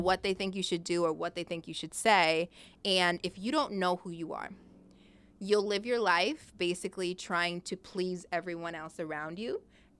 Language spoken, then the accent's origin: English; Long Beach, California, United States; because obviously I was like from Long Beach and I was like, all right, I want to move